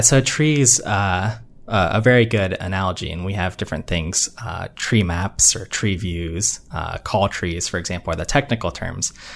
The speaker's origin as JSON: {"language": "English", "region": "Northeast Ohio", "country": "United States", "tie": "born or raised there", "moved": "as an adult", "lives_now": "Massachusetts, United States", "said": "I grew up in Ohio, uh, Northeast Ohio"}